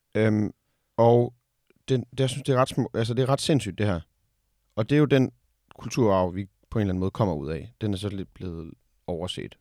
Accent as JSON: {"language": "Danish", "country": "Denmark", "said": "vi som danskere"}